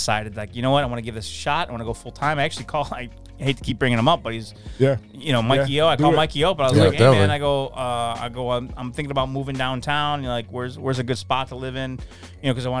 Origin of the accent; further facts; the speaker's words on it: New York, United States; I'm from New York